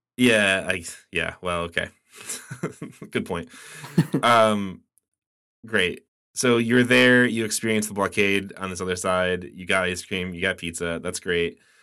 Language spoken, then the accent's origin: English; United States; as an American